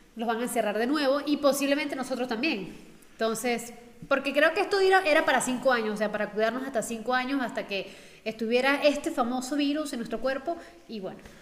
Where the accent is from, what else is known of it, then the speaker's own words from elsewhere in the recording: Venezuela; somos de Venezuela